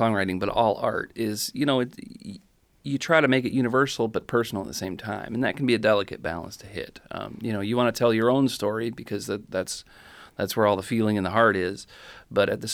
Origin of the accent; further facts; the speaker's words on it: Holland, Michigan, United States; moved away as an adult; now in Madison, United States; I was born in Holland